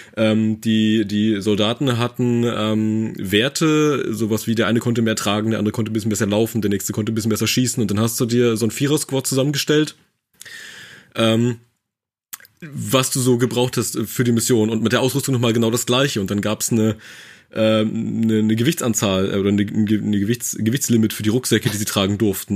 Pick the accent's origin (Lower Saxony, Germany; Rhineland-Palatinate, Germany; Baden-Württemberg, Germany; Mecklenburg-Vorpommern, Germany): Mecklenburg-Vorpommern, Germany; also ich komme aus Mecklenburg